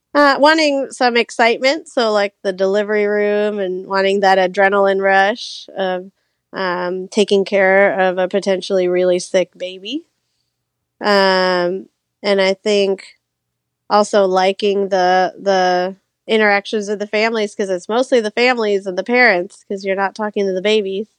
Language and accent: English; Orlando, Florida, United States; moved away as an adult; I grew up in Orlando, so I always knew I wanted to come back